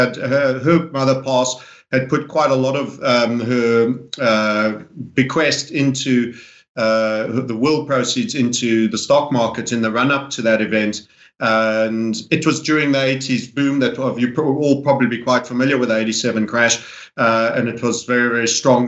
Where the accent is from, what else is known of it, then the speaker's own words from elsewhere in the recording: South Africa; I grew up in South Africa to an English father